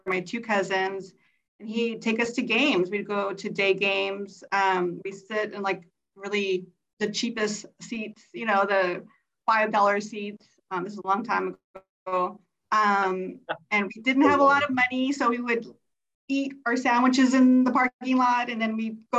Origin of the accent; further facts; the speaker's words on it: Montebello, California, United States; I grew up in Montebello, California